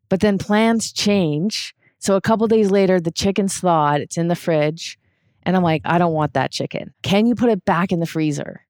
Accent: Canada; where I grew up in Canada

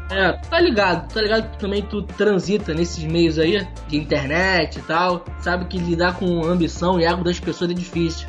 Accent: Rio de Janeiro, Brazil; eu também sou do Rio de Janeiro

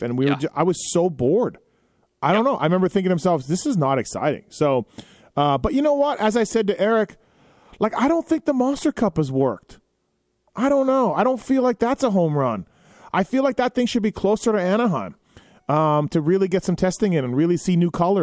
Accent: Canada; moved away; my home country of Canada

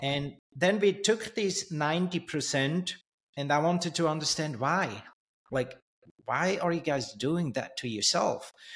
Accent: Switzerland; also born or lived in Thailand; I grew up in Switzerland

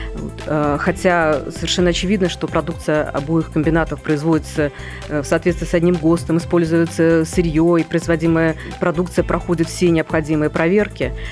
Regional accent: Minsk, Belarus; moved away as an adult; now in Moscow, Russia; я минчанка, я в это время находилась в Минске

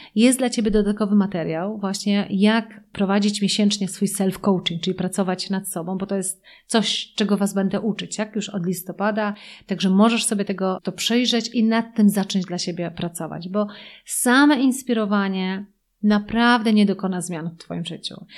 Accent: Poland; my jako Polacy

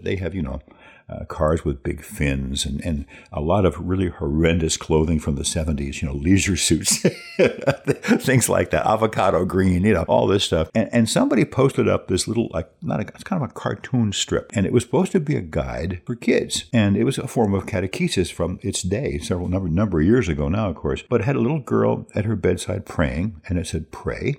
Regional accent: New Jersey, United States; moved away as an adult; also born or lived in Menominee, Wisconsin / Marshfield, Wisconsin / Milwaukee, Wisconsin; now in La Crosse, United States; I've spent more time in Wisconsin than in my home state of New Jersey when I left there at eighteen years old

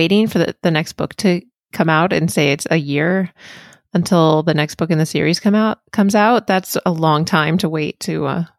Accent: Northeast, United States; I'm from the Northeast, so I'm used to cold

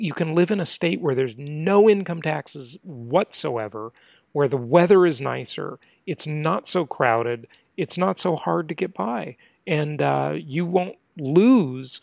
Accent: California, United States; moved away; my home state of California

